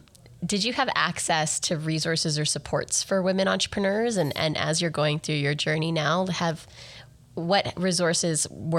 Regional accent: Grande Prairie, Alberta, Canada; I was born and raised in Grand Prairie, Alberta, which is not Iqaluit and in Nunavut, but it's a northern for Alberta community.

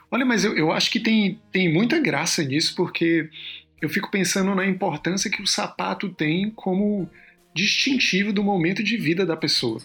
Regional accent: Ceará, Brazil; moved away; Ceará, de onde eu vim

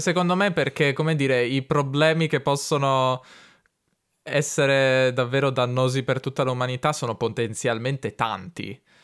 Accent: Italy; also born or lived in Turin

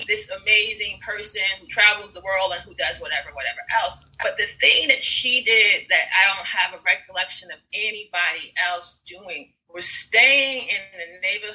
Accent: New York, United States; also born or lived in Rockridge, Oakland, California / East Oakland, California; now in Oakland, United States; I'm from New York originally, right? When I moved out here, we were living in Rockridge

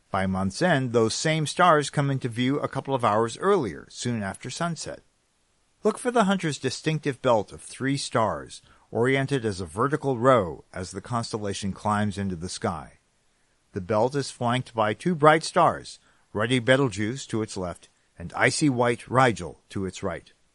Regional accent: California, United States; now in New England, United States; I'm a Californian who ended up in New England

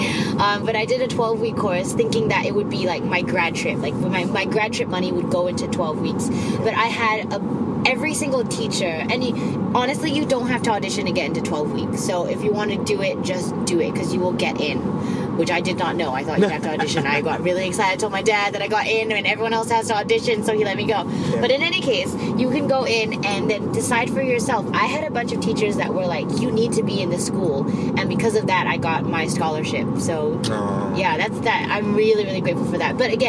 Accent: Singapore; accent: mixed; also born or lived in Australia; I grew up in Singapore, but I was born in Australia.

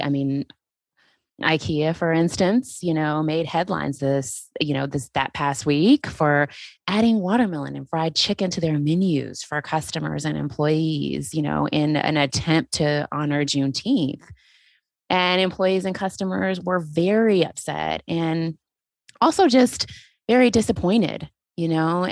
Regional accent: Texas, United States; now in Georgia, United States; I am originally from Texas

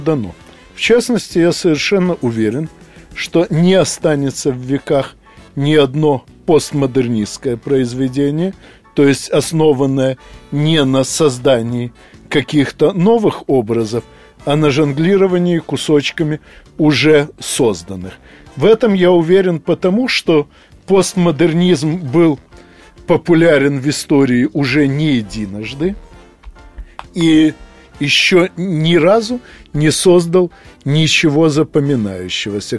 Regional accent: Odesa, Odesa Oblast, Ukraine; moved away; Я нахожусь в Одессе, поскольку 9 декабря мне исполнилось 60 лет, и эта приятная дата повлекла за собой множество разнообразных дел, которые надо проделать обязательно у себя на малой родине.

